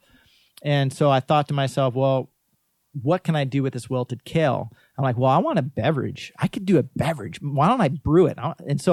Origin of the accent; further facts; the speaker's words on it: Waimanalo, Hawaii, United States; as a kid growing up in Waimanalo